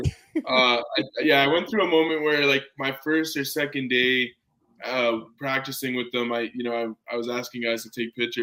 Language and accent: English; Calgary, Alberta, Canada; growing up in Calgary